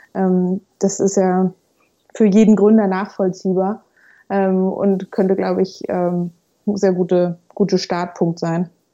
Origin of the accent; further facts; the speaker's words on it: Hamburg, Germany; moved away as an adult; also born or lived in Freiburg; ich bin äh, gebürtige Hamburgerin